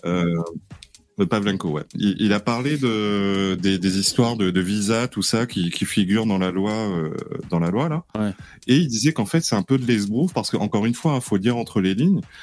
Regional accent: Réunion; chez nous, à La Réunion

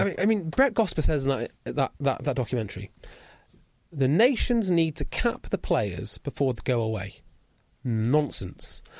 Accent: Welsh, Wales, United Kingdom; I'm Welsh

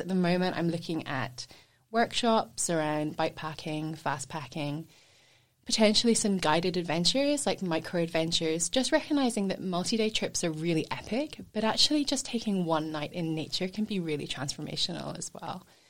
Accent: Scotland, United Kingdom; born or raised there; moved away as an adult; also born or lived in England / Edinburgh; now in Sunshine Coast, Australia

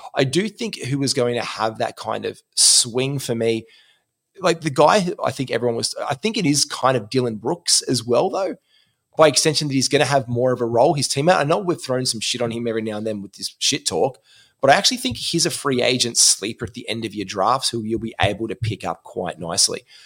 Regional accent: Gold Coast, Queensland, Australia; moved away; on the Gold Coast, my hometown

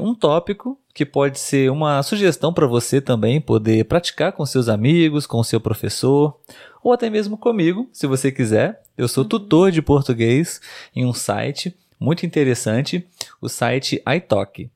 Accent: Brazil; Nós somos brasileiros.

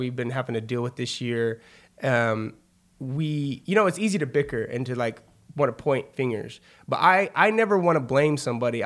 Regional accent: Wichita, Kansas, United States; moved away; also born or lived in Manhattan, Kansas; I'm originally from Wichita, Kansas

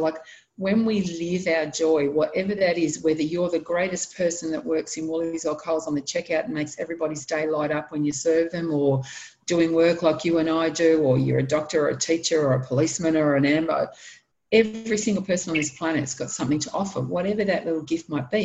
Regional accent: Sydney, New South Wales, Australia; moved away; I was born in Sydney, in New South Wales. I love Sydney, can't live there anymore

